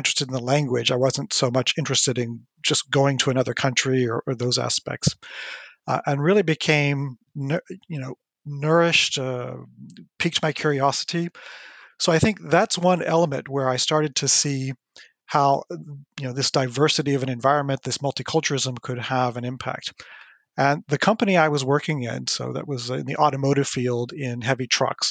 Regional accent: United States; moved away as an adult; now in France; I grew up in the United States. I'm American originally

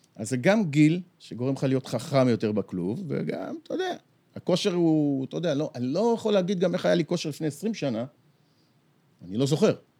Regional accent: Bat Yam, Tel Aviv District, Israel; גדלנו בבת ים

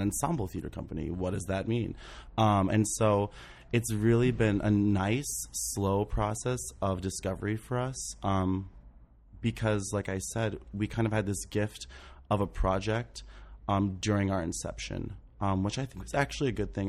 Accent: St. Mary's County, Maryland, United States; now in New York, United States; I grew up in Saint Mary's County, Maryland.

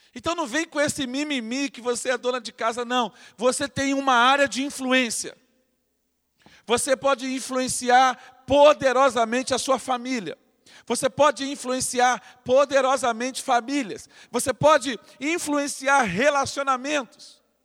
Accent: Rio de Janeiro, Brazil; now in Angra dos Reis, Brazil; eu cresci entrando naquele museu. Eu, eu sou carioca, de nascimento, mas um angrense de coração

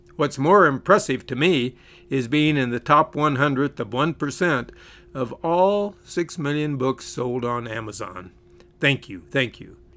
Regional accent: California, United States; where I grew up in California

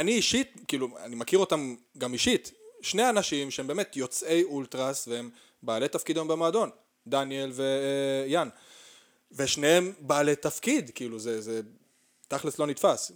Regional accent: Arad, Southern District, Israel; גדלתי בערד

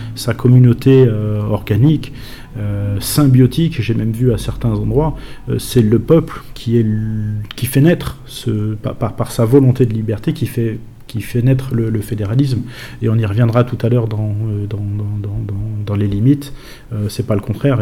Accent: France; nous en France

